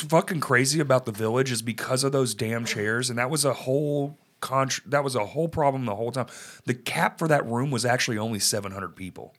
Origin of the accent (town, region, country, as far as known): Dallas, Texas, United States; moved away